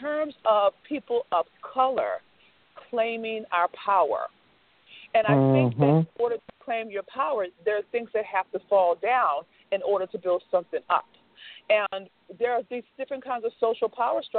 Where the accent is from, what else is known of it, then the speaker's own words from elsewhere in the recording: Baltimore, Maryland, United States; Baltimore, which is my hometown